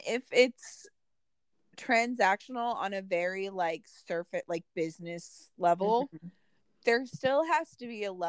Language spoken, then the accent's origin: English; United States; also born or lived in Indianapolis, Indiana; we moved from Indianapolis, from the big city, to this small farm town when I was only like 3. Okay. So we lived in this small town my entire life, pretty much. And I was still always treated like an outsider because I wasn't from there.